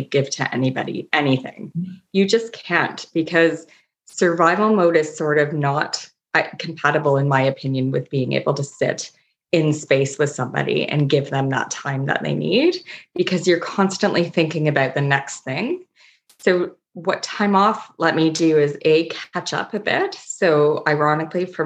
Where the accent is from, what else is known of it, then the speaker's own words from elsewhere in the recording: Toronto, Ontario, Canada; now in Nova Scotia, Canada; I'm from Toronto